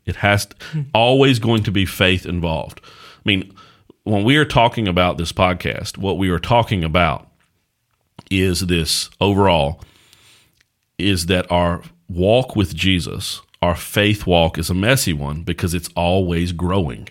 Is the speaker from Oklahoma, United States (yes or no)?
no; Axton / Martinsville / Danville area, Virginia, United States; born and raised in this area that we're from.